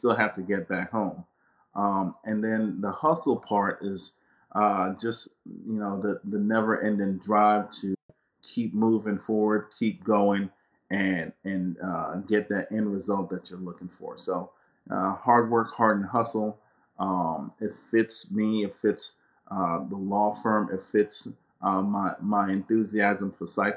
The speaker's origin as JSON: {"language": "English", "region": "St. Croix", "country": "U.S. Virgin Islands", "tie": "born or raised there", "moved": "yes", "lives_now": "Florida, United States", "said": "I'm originally from the Virgin Islands, from St. Croix. And so, you know, we grew up with a lot less there."}